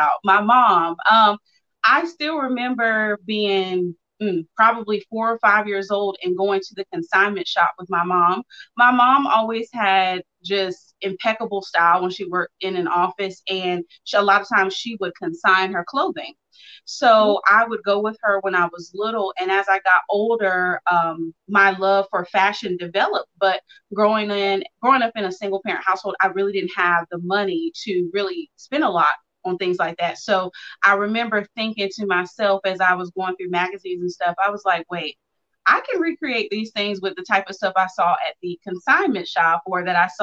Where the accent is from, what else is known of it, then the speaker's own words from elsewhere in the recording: Mount Olive, North Carolina, United States; I'm actually from Mount Olive, North Carolina, which is not far from where Melissa's from. I'm a country girl